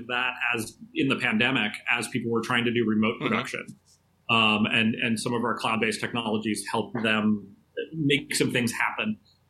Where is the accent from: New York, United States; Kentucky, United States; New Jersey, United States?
Kentucky, United States; Louisville; now in Pittsburgh, United States; I grew up a lot of different places, but I mostly grew up in Louisville, Kentucky.